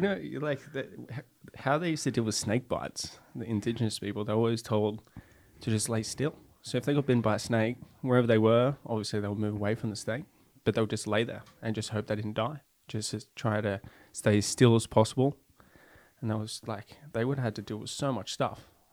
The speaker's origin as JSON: {"language": "English", "area": "Central Coast", "region": "New South Wales", "country": "Australia", "tie": "born or raised there", "moved": "yes", "lives_now": "Norway", "said": "I grew up just north, um, of Sydney"}